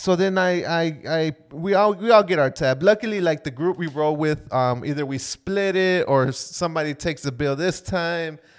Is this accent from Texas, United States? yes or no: no; Florida, United States; we're from Florida and we got a lot of humidity